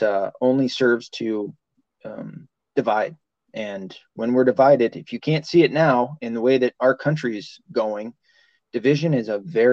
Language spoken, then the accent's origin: English; the South, United States; I was raised in the South